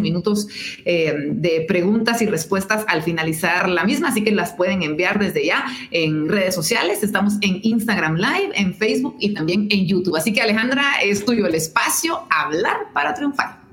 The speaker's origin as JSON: {"language": "Spanish", "country": "Guatemala"}